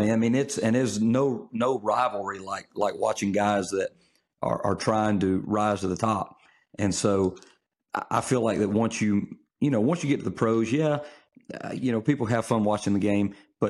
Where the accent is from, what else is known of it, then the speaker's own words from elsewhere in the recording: Olive Branch, Mississippi, United States; also born or lived in Memphis; I was born in Memphis, but I'm, for all intents and purposes, I'm from DeSoto County. So I graduated high school in Olive Branch.